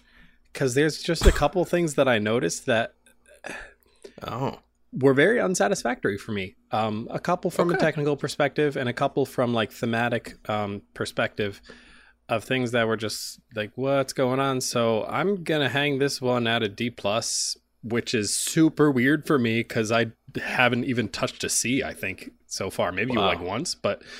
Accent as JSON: {"language": "English", "region": "New England", "country": "United States", "said": "Hey guys, if y'all didn't know, we're from the New England area. I think that's the first time we've mentioned that."}